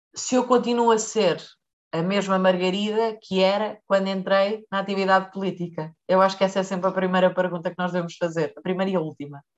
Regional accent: Leiria District, Portugal; eu sou do Distrito de Leiria

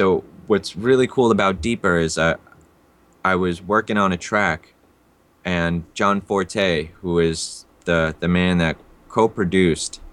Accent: New York City, New York, United States; also born or lived in Russia / India; growing up in the Bronx

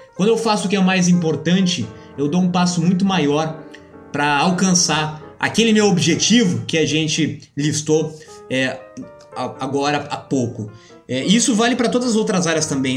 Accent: Brazil; nós, como brasileiros

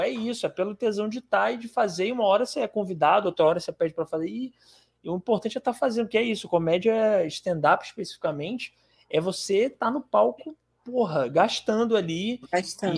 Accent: Ceará, Brazil; eu sou do Ceará e eu tenho primos em Pernambuco também.

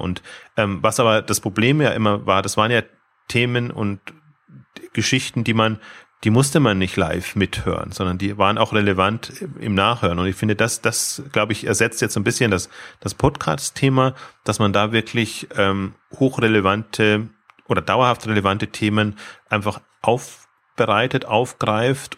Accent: Bavaria, Germany; ich komme jetzt äh, aus Bayern

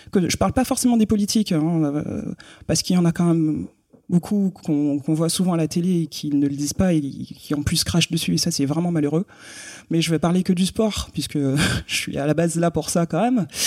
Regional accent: Guadeloupe, France; moved away as an adult; donc, j'ai quitté la Guadeloupe à 18 ans.

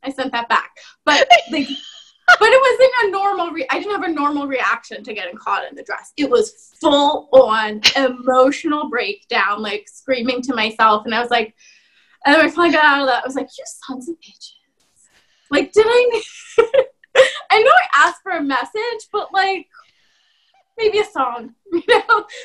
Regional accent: Bucks County, Pennsylvania, United States; I grew up in Bucks County.

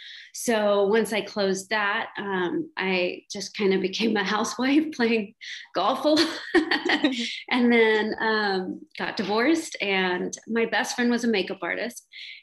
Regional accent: Houston, Texas, United States; now in Austin, United States; I'm from Houston.

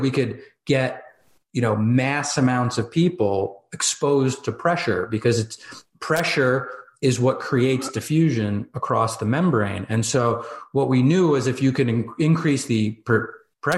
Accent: New Jersey, United States; I'm from Jersey, right? So like New York, I'm 15 minutes outside New York City

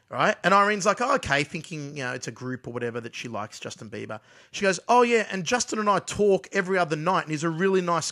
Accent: Australia

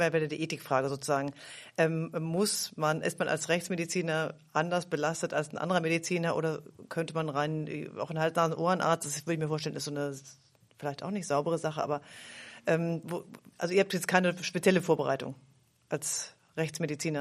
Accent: Bärenbostel, Lower Saxony, Germany; also born or lived in Greifswald; ich komme aus Hannover, weil das Kraft bei Hannover, wo ich herkomme, kennt auch immer keiner.

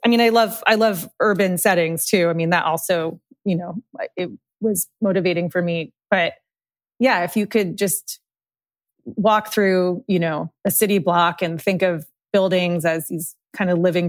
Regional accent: Massachusetts, United States; I moved around a lot, but most of my like childhood was in the Boston area, and we lived in like a really like rural leafy town spent my summers outside in Maine.

